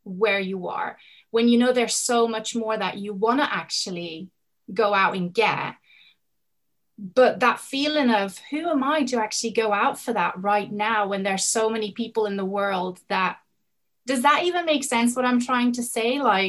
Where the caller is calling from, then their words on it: Spain; It's actually the afternoon where I am. I'm coming in from Spain.